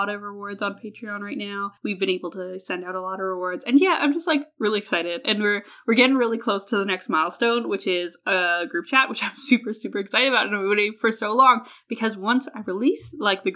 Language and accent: English; Alberta, Canada; I'm from Canada. I am not only from Canada, I'm from Alberta, which is Canada, Texas